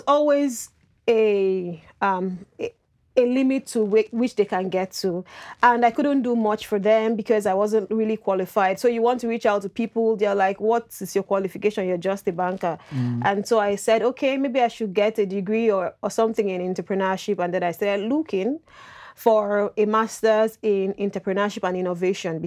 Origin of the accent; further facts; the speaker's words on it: Nigeria; moved away as an adult; now in Canada; I'm from Nigeria